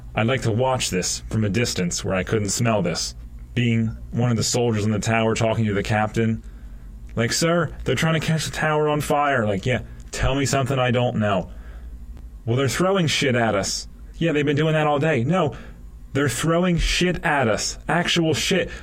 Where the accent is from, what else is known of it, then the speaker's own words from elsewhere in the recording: United States; Being an American